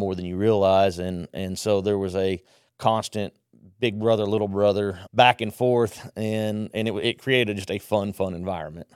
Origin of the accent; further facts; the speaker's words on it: Southwest Conference area, Texas, United States; also born or lived in Mexico; I grew up in the Southwest